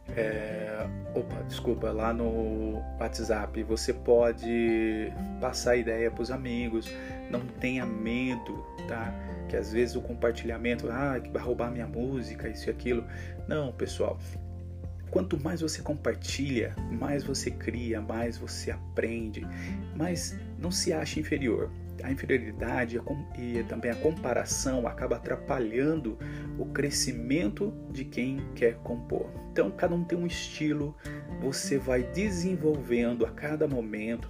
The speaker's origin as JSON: {"language": "Portuguese", "town": "Americana", "region": "São Paulo", "country": "Brazil", "said": "sou de Americana, São Paulo"}